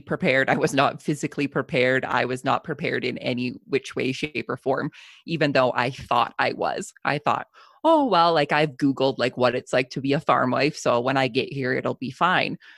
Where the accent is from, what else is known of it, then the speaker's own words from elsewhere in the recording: Southern Alberta, Canada; I am a farmer from Southern Alberta, Canada.